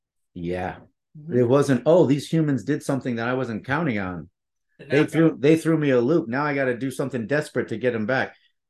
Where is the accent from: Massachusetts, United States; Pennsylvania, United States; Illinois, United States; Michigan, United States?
Michigan, United States; East Lansing; I was born and raised in East Lansing, Michigan.